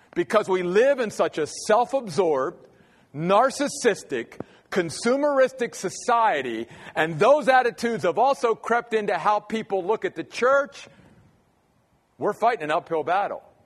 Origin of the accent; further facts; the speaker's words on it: Maryland, United States; moved away as an adult; grew up in the Church of the Brethren back in Maryland, where I'm from